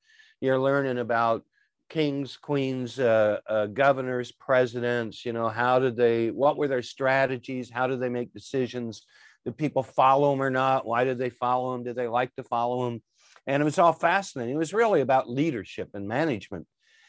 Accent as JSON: {"language": "English", "town": "Anderson", "region": "Indiana", "country": "United States", "tie": "born or raised there", "said": "So I grew up in Anderson, Indiana, which was a General Motors factory town. It was a city of about 60,000 people, and 27,000 worked for GM."}